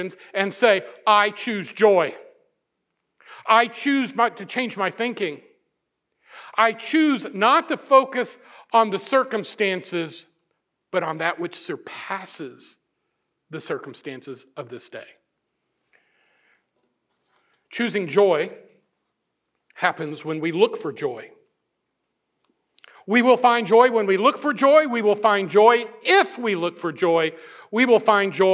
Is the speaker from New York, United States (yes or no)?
no; Missouri, United States; I'm from Missouri